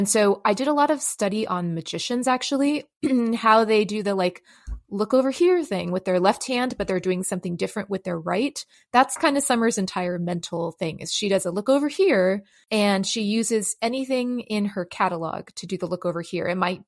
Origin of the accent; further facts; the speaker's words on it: San Francisco, California, United States; also born or lived in Los Angeles; I grew up in San Francisco and Los Angeles, and I grew up in pretty like, you know, inner city environments.